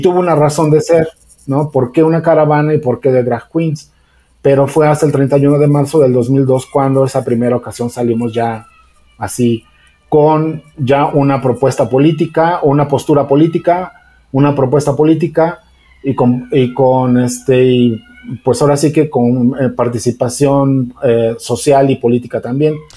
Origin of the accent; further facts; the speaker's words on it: Mexico; somos mexicanos